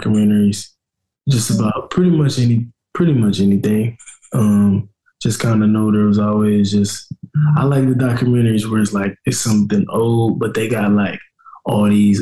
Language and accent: English; Indianapolis, Indiana, United States; moved away as an adult; now in Cincinnati, United States; I'd rather play on the Colts because it's my hometown